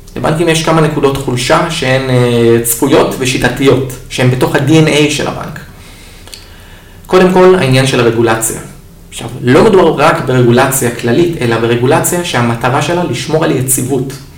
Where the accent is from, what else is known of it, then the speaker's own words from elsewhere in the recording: Israel; כמו כל אה, תושב ישראלי טוב, אני התגייסתי לצבא